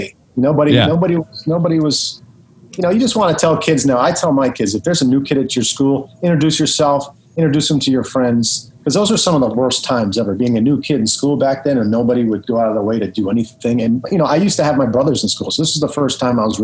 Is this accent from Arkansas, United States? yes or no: no; Detroit, Michigan, United States; back in Detroit, it was there was a lot of metal going on back then